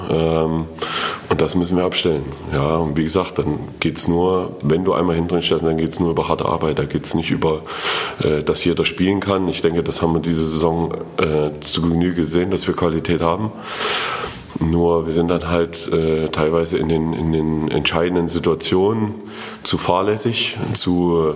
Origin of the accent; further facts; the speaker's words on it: Erfurt, Thuringia, Germany; als Erfurter